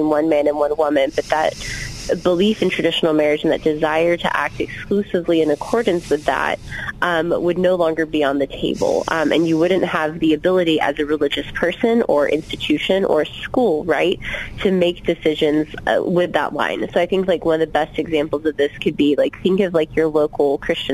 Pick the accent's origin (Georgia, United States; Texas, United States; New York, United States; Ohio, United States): Georgia, United States; moved away; I was born and raised in Georgia